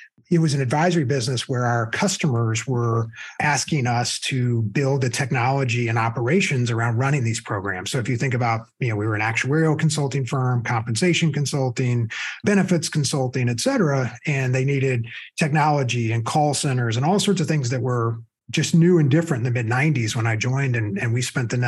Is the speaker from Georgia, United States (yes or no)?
yes; Lilburn, Georgia, United States; also born or lived in Rome, Georgia; I grew up in a little town outside of Atlanta called Lilburn, Georgia